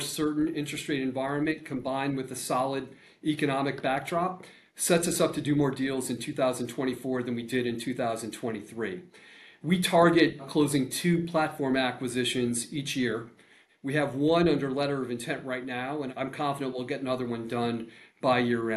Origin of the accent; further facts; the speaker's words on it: Central Connecticut, United States; I was 20 years ago growing up in Central Connecticut